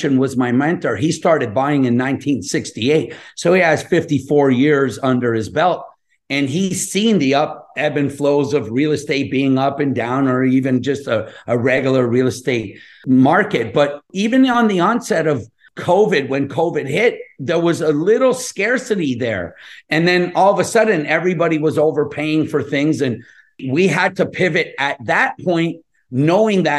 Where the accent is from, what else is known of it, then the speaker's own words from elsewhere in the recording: Montreal, Quebec, Canada; moved away; also born or lived in California; I'm Canadian. I'm from Montreal. I grew up in Montreal and Pointe Saint-Charles.